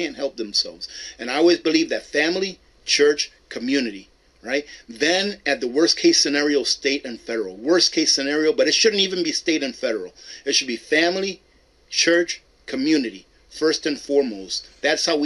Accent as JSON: {"language": "English", "country": "United States", "said": "I am American"}